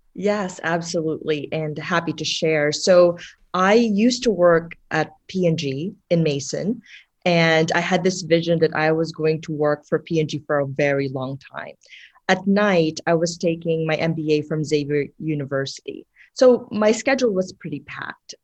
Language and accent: English; Philippines; moved away; when I was growing up in the Philippines, uh, my grandmother owned a coffee shop